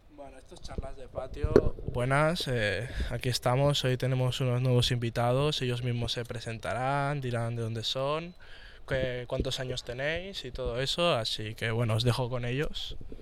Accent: Barcelona, Catalonia, Spain; yo soy de aquí

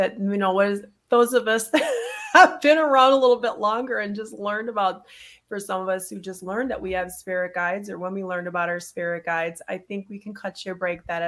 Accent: Minnesota, United States; also born or lived in the South; we moved from the South up to Minnesota when I was about 5

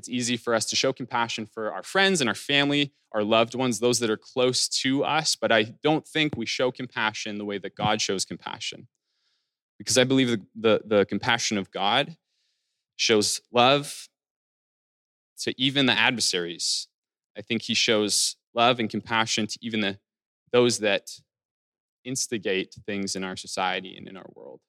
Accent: Alberta, Canada; the town that I'm from, or that I grew up in Alberta.

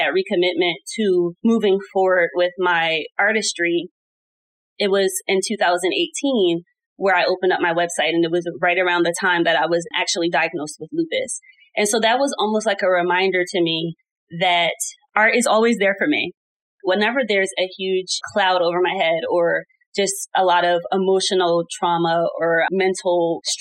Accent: New Jersey, United States; also born or lived in Atlanta, Georgia; I was born and raised in New Jersey, and I went to college all the way in Atlanta, Georgia.

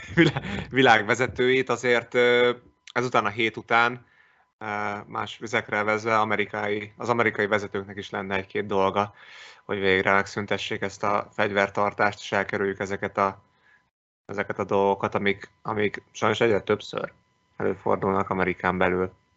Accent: Szeged, Csongrád-Csanád, Hungary; én Szegedi vagyok

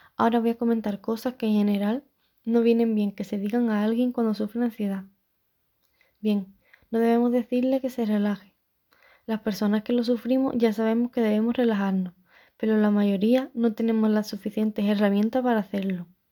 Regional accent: Chiclana de la Frontera, Andalusia, Spain; soy de Chiclana y tengo 21 años

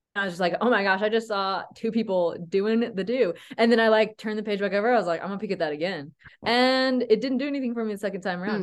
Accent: Tennessee, United States; moved away as an adult; also born or lived in Colorado Springs; now in Utah, United States; I'm from Tennessee.

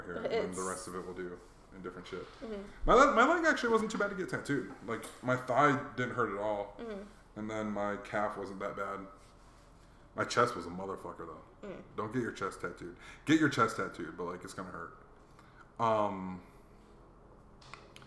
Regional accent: Hawaii, United States; moved away; growing up in Hawaii

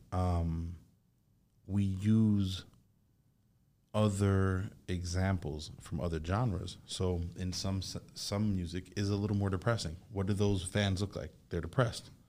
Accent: Jamaica; now in United States; I'm Jamaican, being from somewhere else

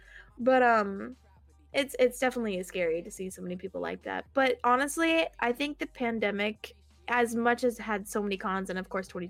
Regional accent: Alabama, United States; I don't have the southern accent, because even though I'm from Alabama, I don't have the southern accent

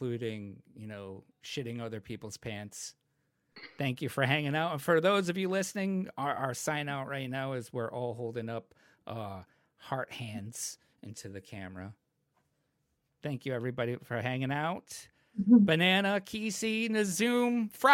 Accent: New England, United States; we're from New England

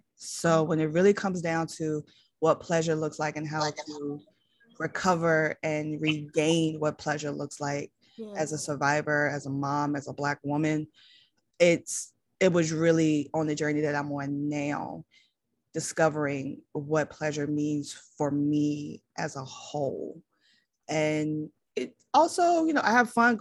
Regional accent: Richmond, Virginia, United States; now in Maryland, United States; I am from Richmond, Virginia. I am currently living in Maryland.

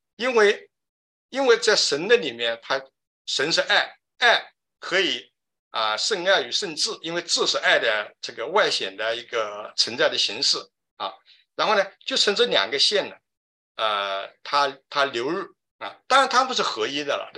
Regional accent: China; 如果我觉得我们中国人呢有一个非非常就是有有很好的一个，就是有很有很有福气吧，因为我们中国的文化里面呢

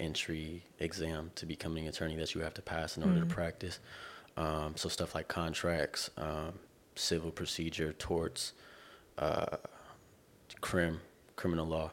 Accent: Corona, California, United States; now in Irvine, United States; I'm from the Inland Empire, Corona, California. Currently I live in Irvine.

